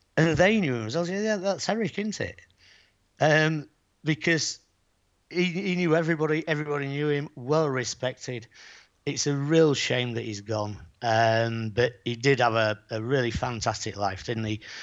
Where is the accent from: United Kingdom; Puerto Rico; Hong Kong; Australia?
United Kingdom; Bridlington, Yorkshire and the Humber; now in Playa San Juan, Spain; I am from Yorkshire